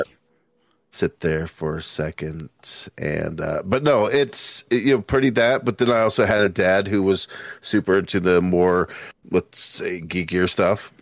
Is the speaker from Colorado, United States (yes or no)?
yes; Littleton, Colorado, United States; also born or lived in Denver, Colorado; I was born in Denver, Colorado, raised in, uh, Littleton, Colorado